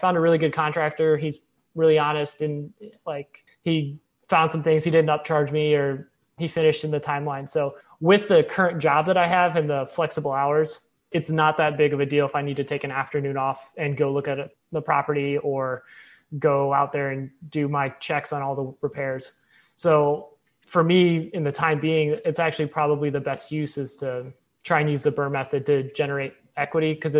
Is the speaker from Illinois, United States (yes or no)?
yes; Illinois, United States; now in Houston, United States; I grew up in Illinois, so I'm from the Midwest